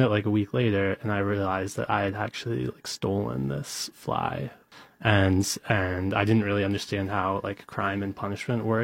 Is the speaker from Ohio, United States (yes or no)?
yes; Cleveland, Ohio, United States; born or raised there